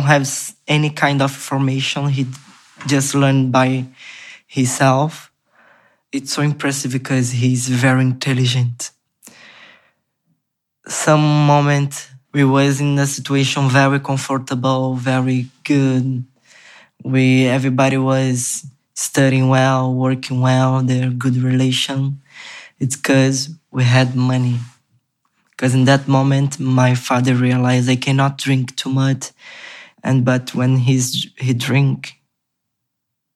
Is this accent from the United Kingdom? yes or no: no; Rio de Janeiro, Brazil; English is a second language; moved away; I'm from Brazil. I'm Brazilian. I come from Favela da Maré, Complexo da Maré, in Rio de Janeiro.